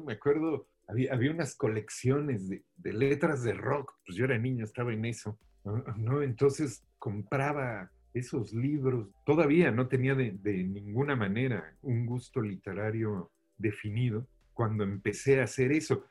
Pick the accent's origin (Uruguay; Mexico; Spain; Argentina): Mexico; Mexico City; born or raised there; moved away